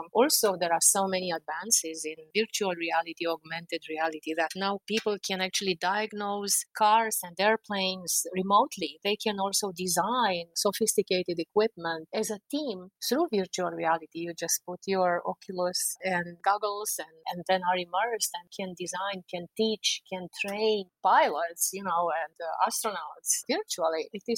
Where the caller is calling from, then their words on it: Washington, District of Columbia, United States; I'm speaking from Washington, D.C., which I think I didn't cover in my introduction.